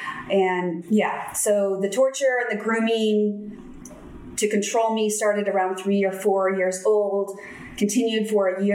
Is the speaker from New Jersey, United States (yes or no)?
no; San Diego, California, United States; So I grew up in San Diego, and my parents got divorced when I was 4